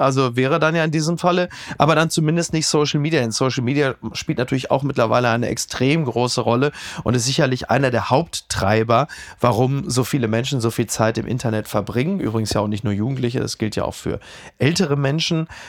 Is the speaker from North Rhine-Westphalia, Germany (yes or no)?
yes; Ruhr area, North Rhine-Westphalia, Germany; der ich ja bin, aus dem Ruhrgebiet stammt